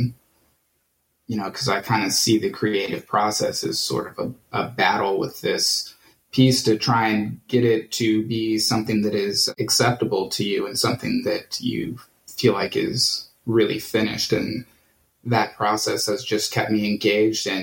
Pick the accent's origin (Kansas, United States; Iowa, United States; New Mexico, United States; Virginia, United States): Kansas, United States; Johnson County; now in Kansas City, United States; I grew up in Johnson County